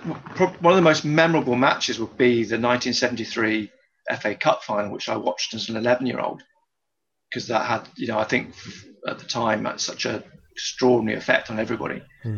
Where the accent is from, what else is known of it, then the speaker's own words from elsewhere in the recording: Wanstead, London, United Kingdom; born there; I was born in East London in the borough of Wanstead in the county of Essex.